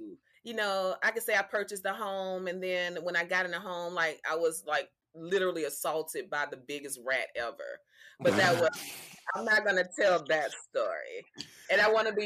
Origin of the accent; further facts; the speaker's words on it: Mobile, Alabama, United States; also born or lived in New York City; I don't even tell people I'm from Mobile anymore.